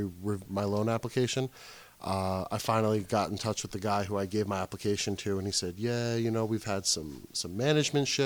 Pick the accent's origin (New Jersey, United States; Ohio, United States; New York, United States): New Jersey, United States; Wayne; Grew up in Wayne.